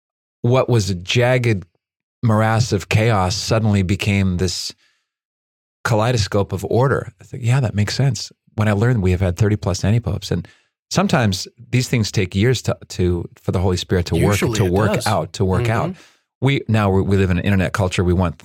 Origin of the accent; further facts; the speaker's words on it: Chile; born there; I was born in Chile.